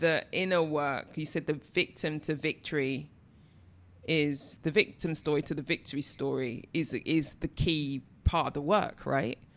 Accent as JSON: {"language": "English", "region": "London", "country": "United Kingdom", "said": "I'm from East London"}